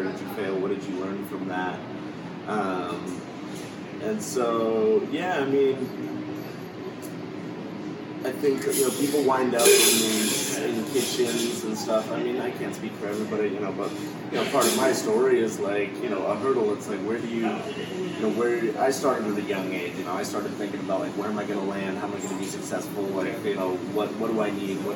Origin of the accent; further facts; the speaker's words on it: Redding, California, United States; moved away as an adult; I'd moved away from my hometown, which is Redding, California, far up north, and I moved down here